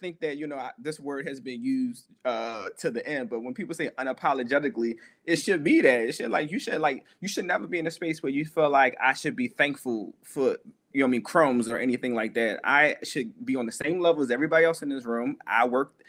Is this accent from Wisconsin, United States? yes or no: no; Philadelphia, Pennsylvania, United States; coming from Philadelphia, like the hood, like, well, the hood and like a good neighborhood, because I grew up in Two Folks